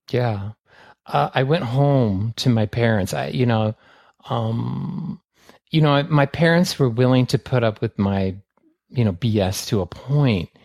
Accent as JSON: {"language": "English", "town": "San Francisco", "region": "California", "country": "United States", "tie": "born or raised there", "said": "I was raised in San Francisco in the seventies"}